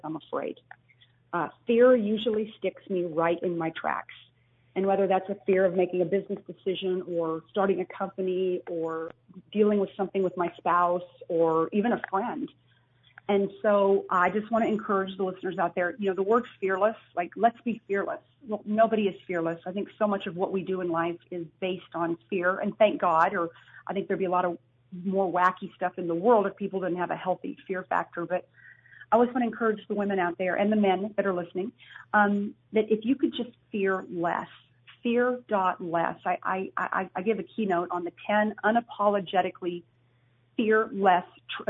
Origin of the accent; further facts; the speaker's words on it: United States; as American women